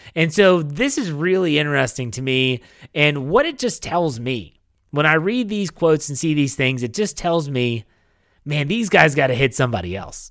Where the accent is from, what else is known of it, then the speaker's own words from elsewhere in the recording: West Virginia, United States; when I was growing up in West Virginia